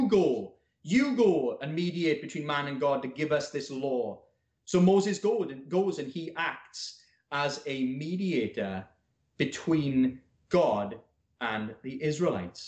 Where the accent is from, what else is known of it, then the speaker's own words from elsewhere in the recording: Wales, United Kingdom; I'm Welsh